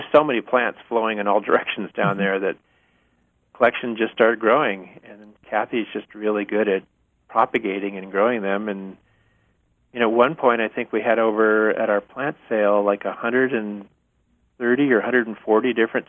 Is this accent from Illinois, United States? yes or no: no; Berkeley, California, United States; also born or lived in northeastern United States; I grew up in the Berkeley Hills